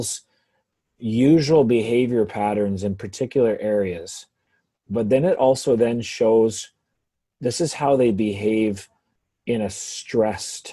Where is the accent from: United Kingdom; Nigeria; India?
United Kingdom; England; now in Canada; growing up in England